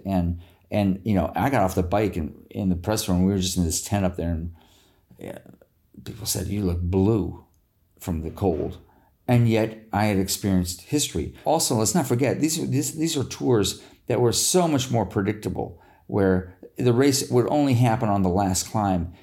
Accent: United States; as an American

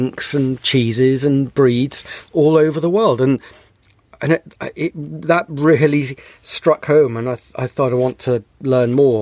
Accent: Bristol, South West England, United Kingdom; I grew up in Bristol.

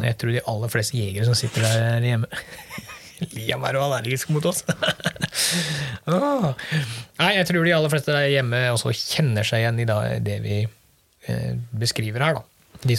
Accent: Møre og Romsdal, Norway; Nei, som sunnmøring så er det klart det, det sårer jo litt.

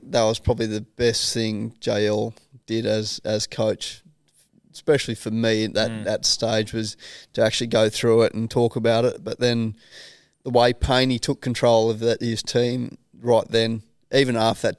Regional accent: Australia; I think we probably went through a stage as Australian cricket team where we got quite arrogant in the way we were playing the game of cricket, and that's not Australia in my eyes.

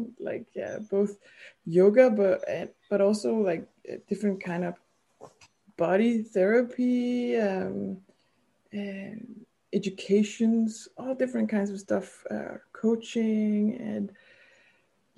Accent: Denmark; English is a second language; also born or lived in Copenhagen; I'm from Denmark and I still live in Denmark

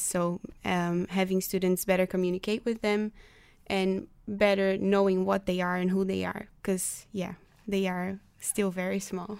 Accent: Brazil; now in The Hague, Netherlands; I am from Brazil, but I'm also partly Dutch

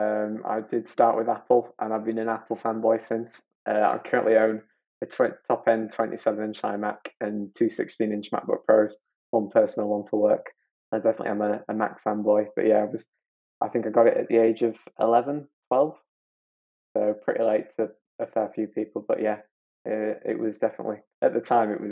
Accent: Barnsley, Yorkshire and the Humber, United Kingdom; I'm from Barnsley, a little place called Barnsley in South Yorkshire, and I currently work in London.

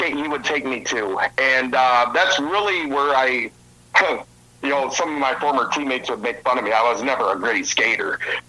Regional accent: Milan, Michigan, United States; also born or lived in Dexter, Michigan; a little bit further southwest of Detroit. I'm actually from Milan, just up the street from Toledo.

